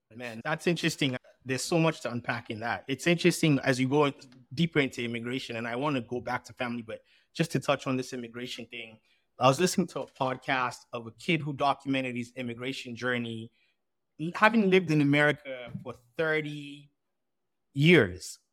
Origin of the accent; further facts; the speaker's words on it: Sierra Leone; now in United States; I was born in Sierra Leone and I had a Sierra Leonean passport